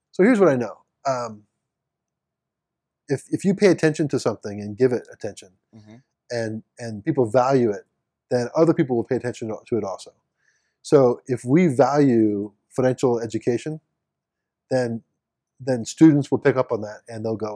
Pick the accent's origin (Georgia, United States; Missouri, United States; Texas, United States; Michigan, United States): Missouri, United States; St. Louis; moved away; I'm a St. Louis guy. So I'm from St. Louis